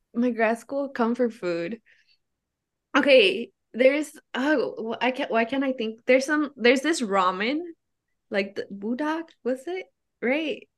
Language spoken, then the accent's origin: English; Oakland, California, United States; I grew up in Oakland